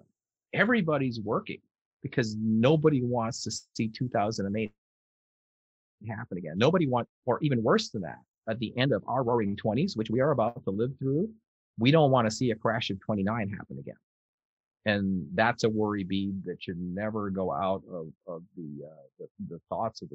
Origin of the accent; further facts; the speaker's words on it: California, United States; I am being a Californian